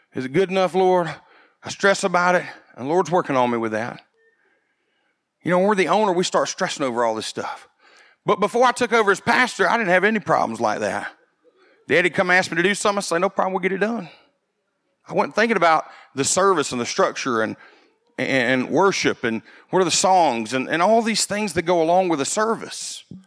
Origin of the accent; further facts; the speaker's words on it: United States; growing up in America